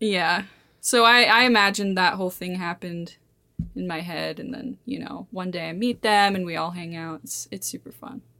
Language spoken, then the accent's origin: English; Montana, United States; I've lived here my whole, my whole life.